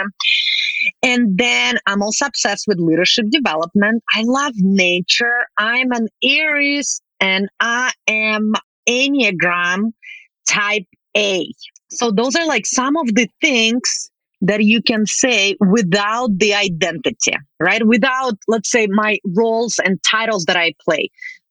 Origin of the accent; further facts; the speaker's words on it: Russia; English is a second language; moved away as an adult; now in Canada; I am Russian Canadian